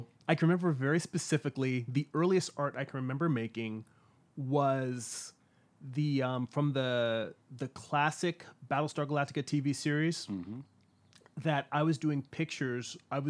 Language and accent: English; California, United States; also born or lived in Long Island, New York; I grew up in California. I was born in New York on Long Island, and my family moved out here when I was about 4 years old, so I don't really count myself as a true New Yorker.